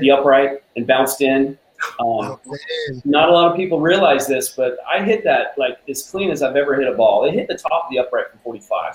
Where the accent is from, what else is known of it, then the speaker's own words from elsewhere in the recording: United States; I grew up obviously in Washington